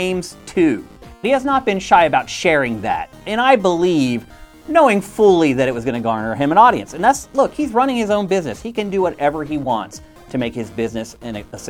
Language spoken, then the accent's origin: English; East Coast, United States; also born or lived in Carlisle, Pennsylvania; now in California, United States; I grew up on the East Coast, and that's where I went to punk and hardcore shows